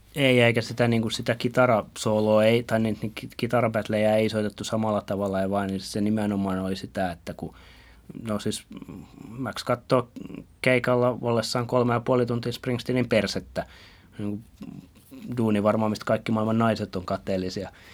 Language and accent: Finnish; Finland; mä oon Suomesta